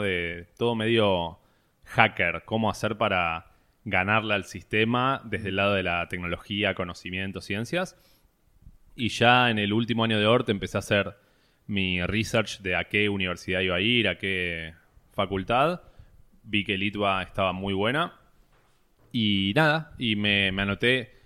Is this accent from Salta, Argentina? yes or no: no; Buenos Aires, Argentina; toda mi vida me crié, nací en Buenos Aires, capital.